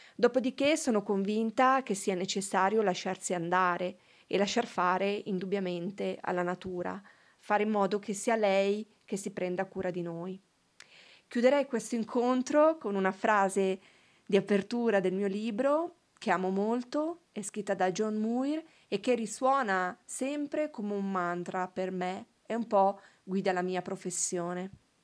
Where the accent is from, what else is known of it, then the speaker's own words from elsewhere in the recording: province of Novara, Piedmont, Italy; il primo è l'healing garden in provincia di Novara, il mio paese